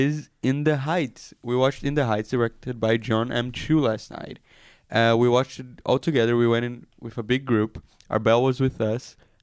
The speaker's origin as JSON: {"language": "English", "country": "Brazil", "moved": "yes", "lives_now": "Israel", "said": "I'm from like a big city in Brazil."}